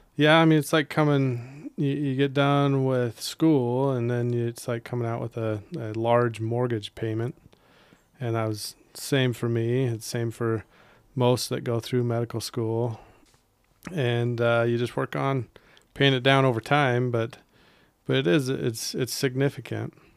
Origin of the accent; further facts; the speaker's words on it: Holladay, Utah, United States; moved away; I grew up in Holiday